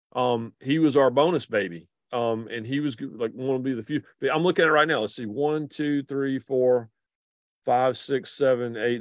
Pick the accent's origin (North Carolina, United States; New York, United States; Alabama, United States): North Carolina, United States; the Research Triangle; growing up in the Carolinas and in the triangle in particular